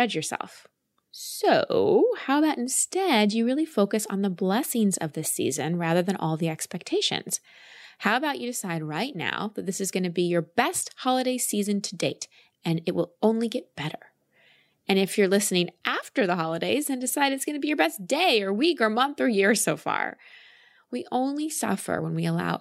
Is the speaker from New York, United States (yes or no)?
no; Dallas, Texas, United States; also born or lived in Milwaukee, Wisconsin; I was born in Milwaukee. We moved to Dallas when I was 1.5 or 2 when we moved to Dallas, and I'm really proud that I grew up in Texas